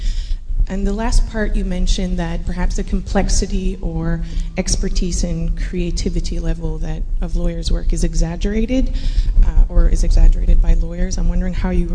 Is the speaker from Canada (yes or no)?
yes; Canada; moved away as an adult; now in London, United Kingdom; I'm a Canadian lawyer and an LLM student here at the LSE.